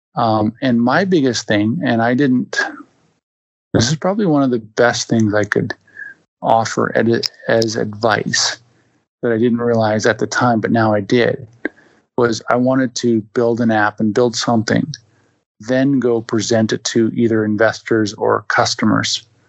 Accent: Winnipeg, Manitoba, Canada; I'm born and raised in Winnipeg, Manitoba

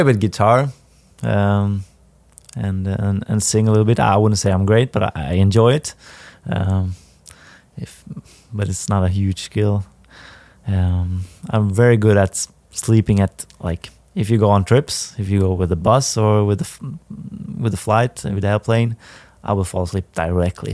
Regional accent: Härnösand, Västernorrland County, Sweden; English is a second language; moved away as an adult; also born or lived in Sundsvall / Bielefeld, Germany; now in St. Louis, United States; I played in my in my hometown, eh, with the first team

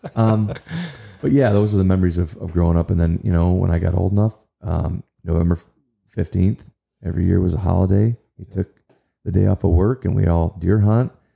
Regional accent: Kalamazoo, Michigan, United States; also born or lived in Nashville; in my hometown

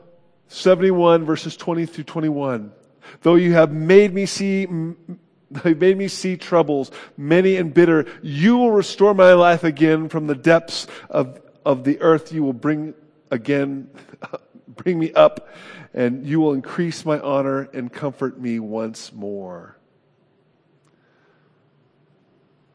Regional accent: California, United States; I'm from California. That shapes me.

